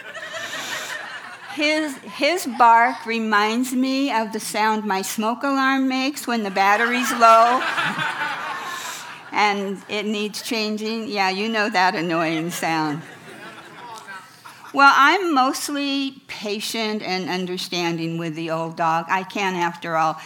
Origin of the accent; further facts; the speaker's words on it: Farmington, New Mexico, United States; Growing up in Farmington, New Mexico in the 1940s